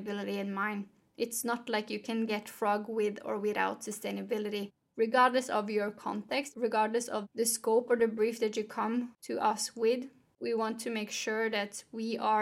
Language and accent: English; Norway; Growing up in Norway